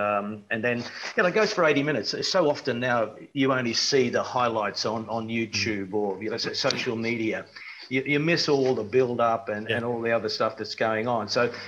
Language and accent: English; Queensland, Australia; moved away as an adult; also born or lived in New Zealand; Well, I'm a Queenslander and I went to New Zealand and I went for a holiday and ended up staying a decade.